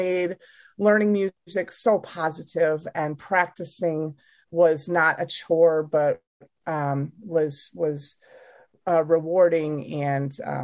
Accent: Aurora, Illinois, United States; I was born and raised in Illinois. I grew up in a suburb of Chicago, Aurora, Illinois.

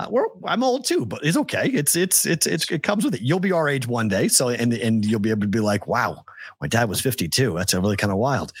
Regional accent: Methuen, Massachusetts, United States; also born or lived in Malden, Massachusetts / Houston; I was born in Methuen

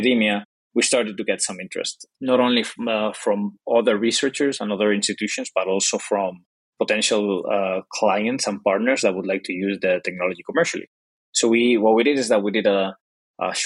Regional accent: Spain; English is a second language; also born or lived in Dublin, Ireland; I'm from Spain, as you can probably tell by my accent, and I'm currently in Spain

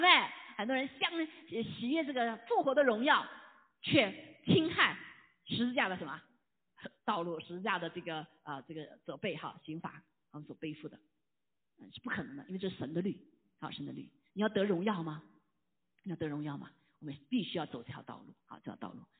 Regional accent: China; 这一脚踩两只船，我们中国人知道怎么回事啊？

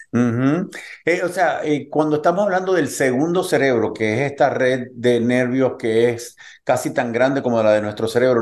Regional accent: Puerto Rico; also born or lived in Cuba; now in United States; yo nací en Cuba, me crié en Puerto Rico

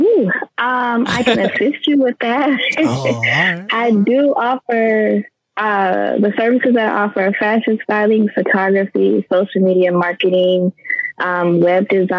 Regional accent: Miami, Florida, United States; I'm from Miami, born and raised.

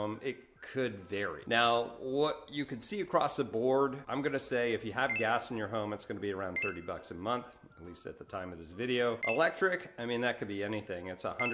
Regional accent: United States; now in Fort Walton Beach, United States; I'm from New York originally

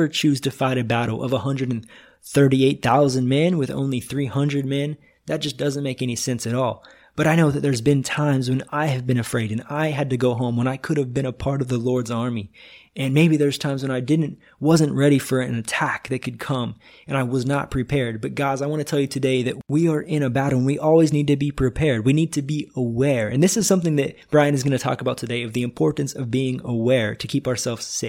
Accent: Northwest Missouri, United States; moved away as an adult; now in Brazil; I'm originally from Northwest Missouri

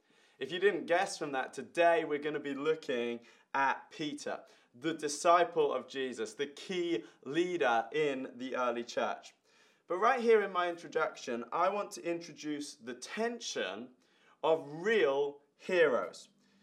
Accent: Ireland; I remember when I was 11 years old, I was growing up in Ireland.

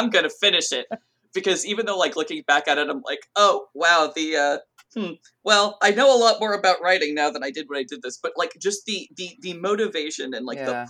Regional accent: Southern California, United States; I grew up in Southern California

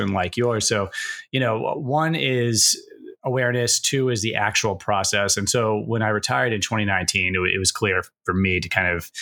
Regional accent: Massachusetts, United States; moved away as an adult; I'm from New England area and Massachusetts

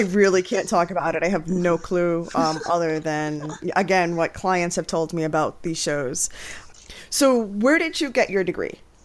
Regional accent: New York City, New York, United States; born or raised there; moved away as an adult; now in Pennsylvania, United States

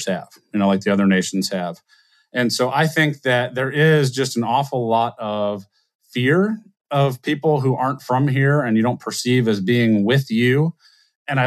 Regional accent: South Louisiana, United States; I grew up in South Louisiana between an Indian family and a Honduran family

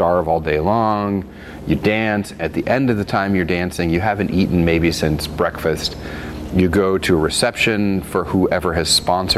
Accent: the South, United States; also born or lived in Virginia; now in Oregon, United States; I grew up in the South, so, you know, it's a sweet tea culture

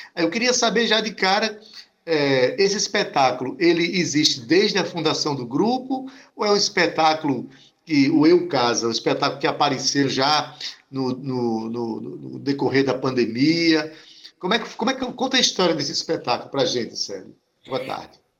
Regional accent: Itabaiana, Paraíba, Brazil; minha terra itabaiana

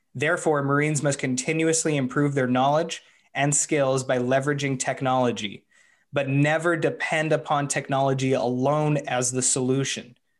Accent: Canada; as a Canadian

